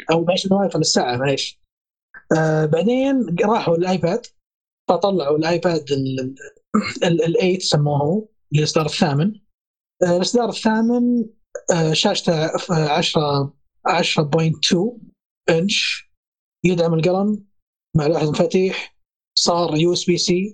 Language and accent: Arabic; Saudi Arabia; عندنا في السعودية